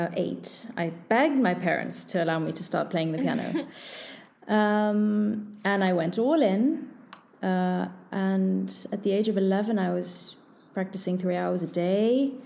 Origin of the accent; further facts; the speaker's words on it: Paris, Île-de-France, France; born there; But obviously I was born in Paris.